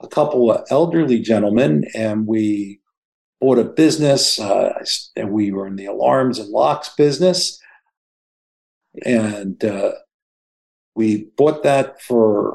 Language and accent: English; Philadelphia, Pennsylvania, United States; I grew up in Philly